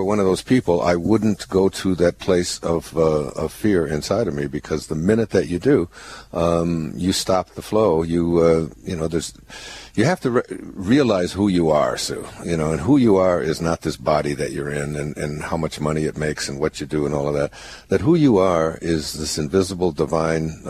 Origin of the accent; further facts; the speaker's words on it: Detroit, Michigan, United States; moved away; I'm from Detroit, you know. So Yeah, Warren was right next door. I went to Denby High School right down the road.